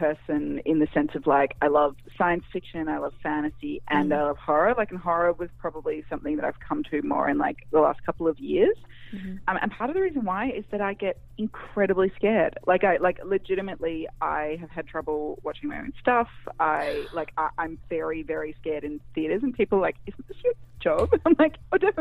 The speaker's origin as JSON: {"language": "English", "country": "Australia", "said": "I'm obviously not from America. I'm Australian"}